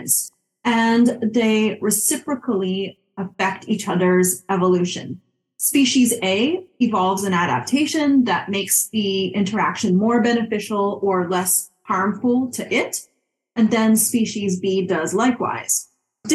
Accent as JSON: {"language": "English", "town": "Montreal", "region": "Quebec", "country": "Canada", "also_born_or_lived": "Calgary, Alberta / Qatar", "moved": "as an adult", "lives_now": "New York, United States", "said": "I am from Montreal, Quebec, where I went to McGill University for a Bachelor of Science in Agriculture"}